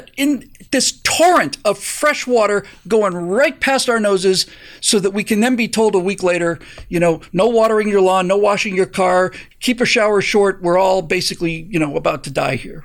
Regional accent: Bermuda; moved away; I grew up in Bermuda

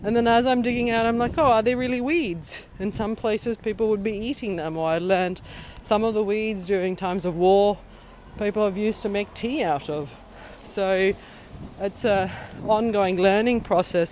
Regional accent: Pakistan; also born or lived in Uganda / United States / Australia / Thailand; now in Berlin, Germany; I grew up in Pakistan

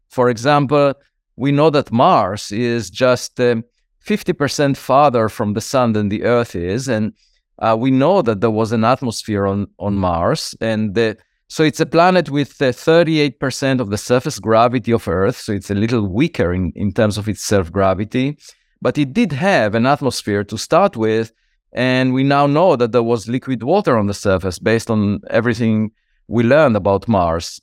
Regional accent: Israel; moved away as an adult; now in United States; I was born in Israel

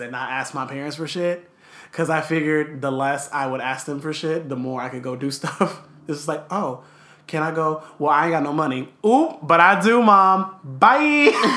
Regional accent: Los Angeles, California, United States; also born or lived in Downey; I was born in Los Angeles nearly 27 years ago

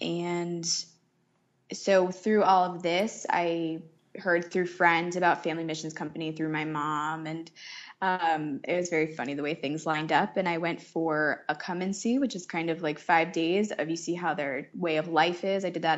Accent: Boston, Massachusetts, United States; moved away as an adult; also born or lived in Syracuse; now in Taiwan; I'm from Boston, Massachusetts.

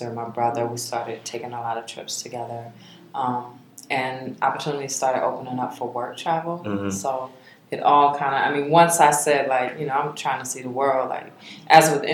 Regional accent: Charlotte, North Carolina, United States; I'm from Charlotte. I'm a native.

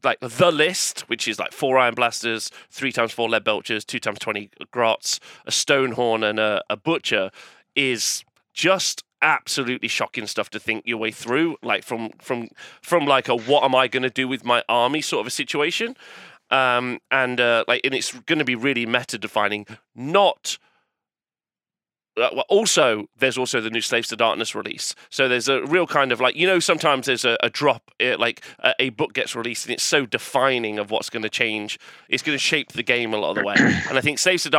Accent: England, United Kingdom; I'm an English fella going over to the American scene

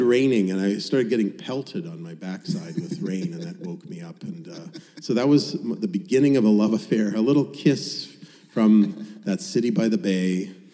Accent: Winnipeg, Manitoba, Canada; moved away as an adult; Winnipeg, my hometown, where I'd spent the first 33 years of my life, is billiard table flat.

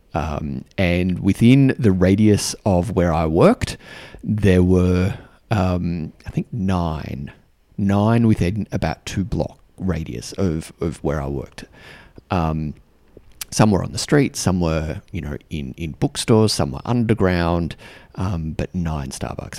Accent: Australia; accent: Australian; moved away; also born or lived in New Zealand; And I have an Australian accent. Um, I'm Australian.

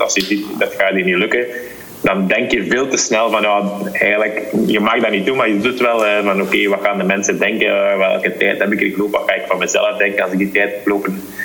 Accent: Belgium

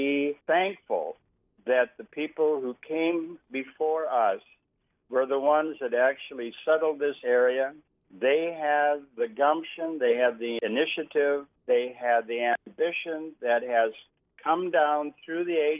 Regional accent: Roseau, Minnesota, United States; now in Thief River Falls, United States; we're both from Roseau. You know, that's a great town to be from. Great place to live and to grow up

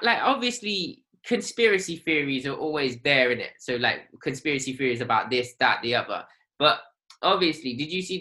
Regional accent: United Kingdom; I'm British because I've got a British passport

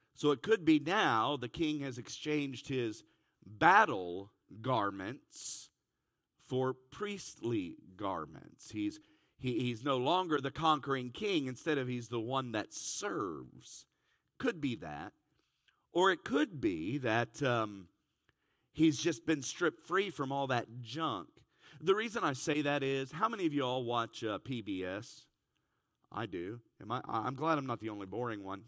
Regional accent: Cincinnati, Ohio, United States; I'm from Cincinnati

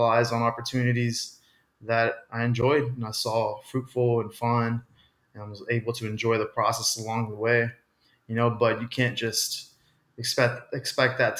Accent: Austin, Texas, United States; I grew up in Austin

